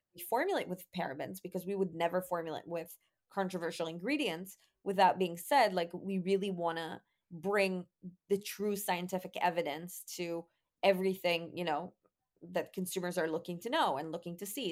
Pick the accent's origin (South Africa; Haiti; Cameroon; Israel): Israel; growing up in Israel